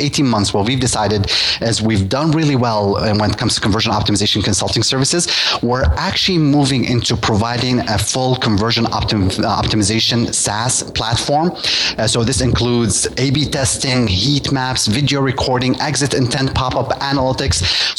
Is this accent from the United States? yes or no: no; Russia; English is a second language; But, you know, you're talking to me. I'm from Russia. It's a different market.